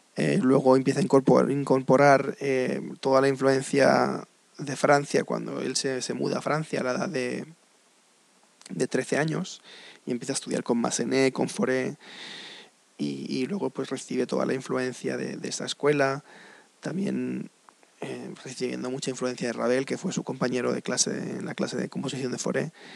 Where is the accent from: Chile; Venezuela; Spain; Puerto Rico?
Spain; moved away; also born or lived in United States; ante todo soy español, claro. Pero mm, he vivido en Estados Unidos casi 20 años de mi vida.